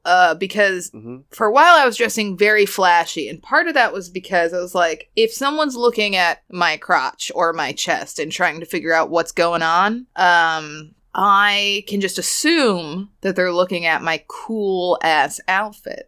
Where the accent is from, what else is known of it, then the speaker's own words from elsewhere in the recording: Boston, Massachusetts, United States; I'm just from Boston